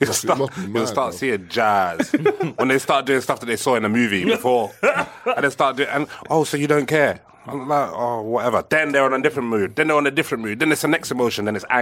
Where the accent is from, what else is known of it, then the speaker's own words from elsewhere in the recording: London, United Kingdom; I'm from East, innit?